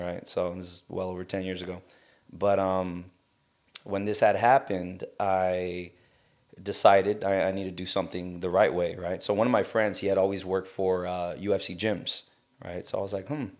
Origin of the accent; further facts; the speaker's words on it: South Gate, California, United States; now in Long Beach, United States; I grew up in, uh, Southgate